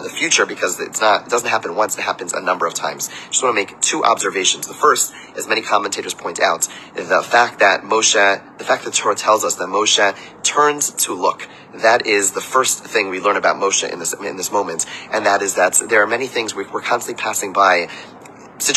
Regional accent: Montreal, Quebec, Canada; now in Baltimore, United States; growing up in Montreal

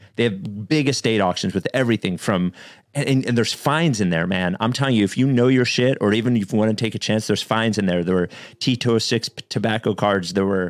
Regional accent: Chicago, Illinois, United States; Wait a minute. I'm from Chicago.

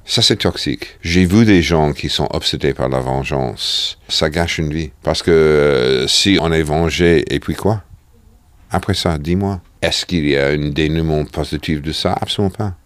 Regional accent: New York, United States; French is a second language; moved away; J'ai grandi à New York dans un appart de 65 mètres carrés.

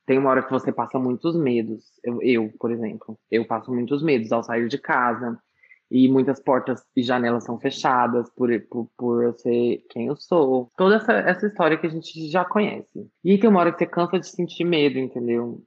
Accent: Brazil; Eu cresci aqui no Brasil, óbvio, eu cresci escutando muita música brasileira

